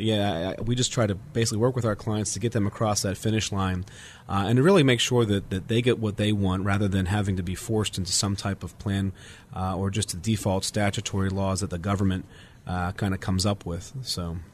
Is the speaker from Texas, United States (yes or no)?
no; Pittsburgh, Pennsylvania, United States; I was born and raised in Pittsburgh